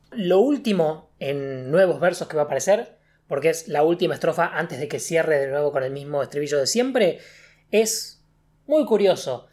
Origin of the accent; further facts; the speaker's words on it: Argentina; nosotros que somos de Argentina